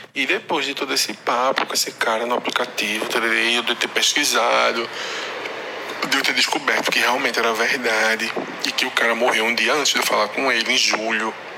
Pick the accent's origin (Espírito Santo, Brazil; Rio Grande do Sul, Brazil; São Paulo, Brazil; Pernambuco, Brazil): Pernambuco, Brazil; Recife; also born or lived in Paraíba; Eu sou do Recife, né? É. Só que eu tava morando na Paraíba.